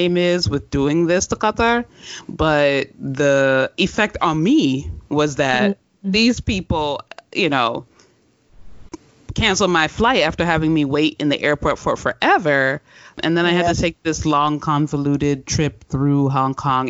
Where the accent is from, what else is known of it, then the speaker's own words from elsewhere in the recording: Sierra Leone; now in United States; as someone who comes from a country that had an epidemic and who, even though I have a U.S. passport, place of birth was Sierra Leone